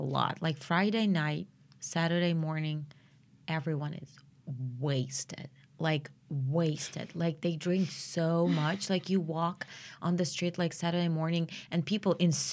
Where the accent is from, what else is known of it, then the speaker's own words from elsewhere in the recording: Russia; moved away; I'm from Russia